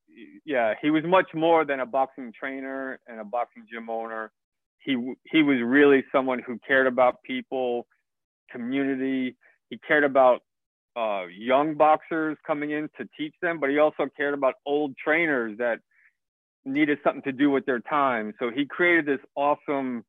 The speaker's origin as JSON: {"language": "English", "town": "New York City", "region": "New York", "country": "United States", "tie": "born or raised there", "said": "I was born and raised in New York City"}